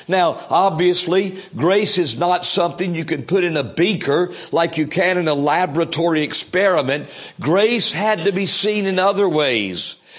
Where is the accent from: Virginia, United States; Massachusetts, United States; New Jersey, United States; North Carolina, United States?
North Carolina, United States; Fayetteville; I think about my life as a young person growing up in Fayetteville, North Carolina. I grew up during I was born a little bit before the beginnings of the Vietnam conflict, but I lived much of my young years during that.